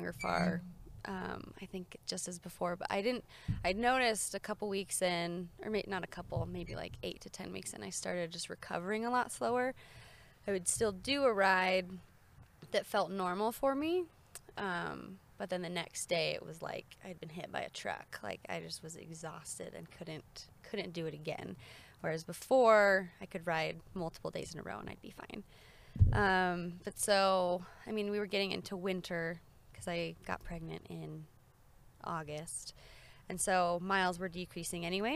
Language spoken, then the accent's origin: English; Colorado, United States; I grew up in Colorado riding a little bit